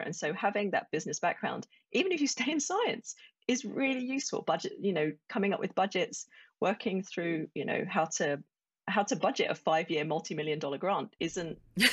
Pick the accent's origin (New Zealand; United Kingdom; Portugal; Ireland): United Kingdom; Essex, East of England; moved away as an adult; also born or lived in Colorado; I grew up in Essex, and if you're not familiar with the UK, it's just northeast of London